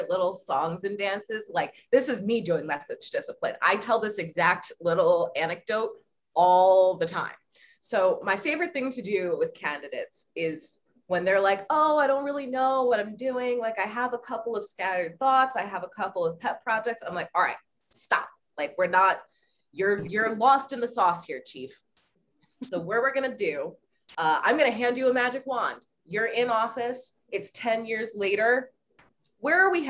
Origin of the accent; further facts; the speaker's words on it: Reamstown, Pennsylvania, United States; also born or lived in Texas / Michigan; most of my childhood memories are in Pennsylvania